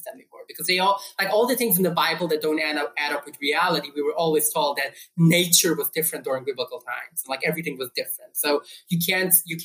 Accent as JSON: {"language": "English", "town": "New York City", "region": "New York", "country": "United States", "tie": "born or raised there", "said": "I grew up in New York City"}